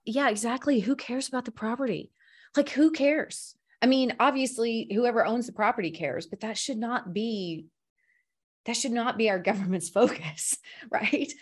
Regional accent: the South, United States; I grew up in the South

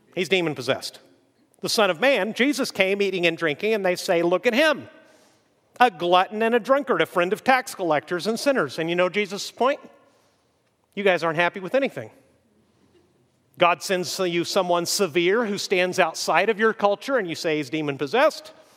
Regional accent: Mexico; moved away; When I was a little kid growing up in Mexico

